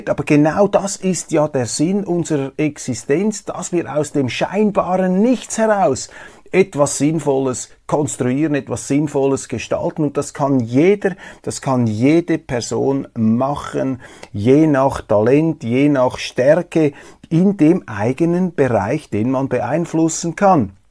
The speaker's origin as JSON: {"language": "German", "country": "Switzerland", "said": "Ich kann nämlich gar nichts dafür, dass ich hier lebe, dass ich als Schweizer auf die Welt gekommen bin und nicht in einer anderen Gegend auf diesem Planeten."}